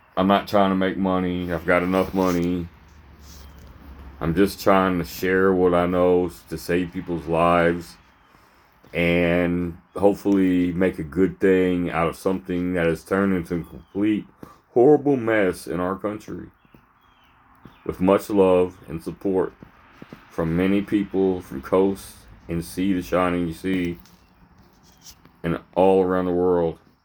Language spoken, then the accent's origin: English; Louisville, Kentucky, United States; now in Fort Knox, United States; I'm from Louisville, Kentucky. This is my home.